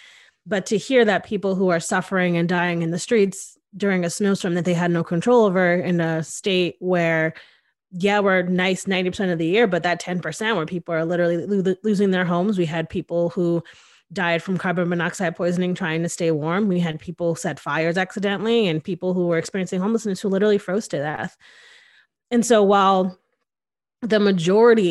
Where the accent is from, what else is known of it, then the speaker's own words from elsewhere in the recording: Connecticut, United States; now in Austin, United States; I'm originally from Connecticut.